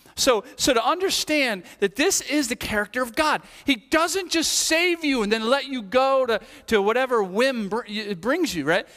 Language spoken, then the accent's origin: English; Ireland; I'm Irish